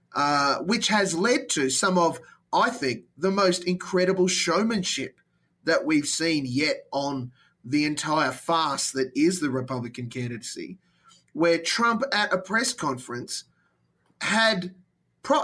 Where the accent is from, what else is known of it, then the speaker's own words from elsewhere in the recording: Australia; as an Aussie